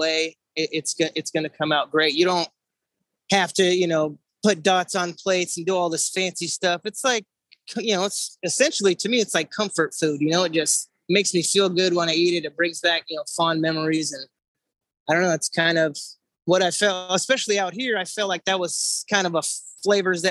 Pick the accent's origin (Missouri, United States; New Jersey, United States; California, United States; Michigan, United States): California, United States; San Francisco Bay Area; now in Columbia, United States; I grew up in the San Francisco Bay Area